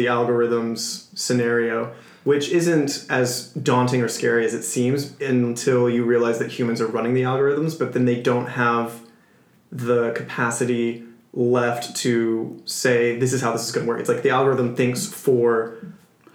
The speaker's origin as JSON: {"language": "English", "area": "outside Jacksonville", "region": "Florida", "country": "United States", "said": "I'm from Florida, geographically."}